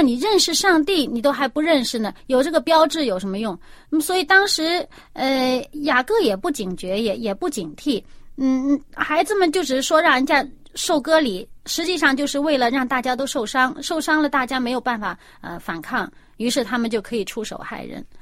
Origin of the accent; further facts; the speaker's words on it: China; 我们中国人